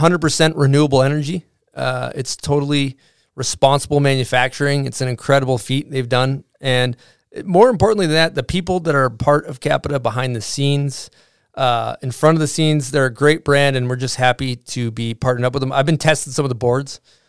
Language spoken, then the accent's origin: English; East Coast, United States; So growing up on the East Coast, Ski Sundown's a pretty standard issue East Coast resort.